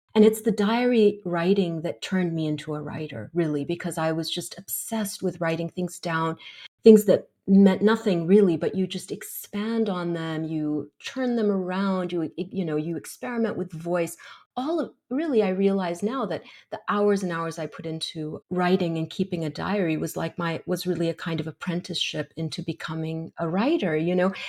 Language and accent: English; Kuwait; growing up in Kuwait